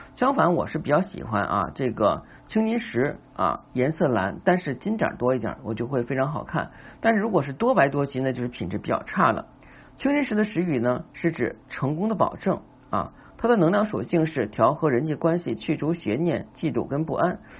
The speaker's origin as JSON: {"language": "Chinese", "country": "China", "said": "就是我们中国人呢是比较厉害的"}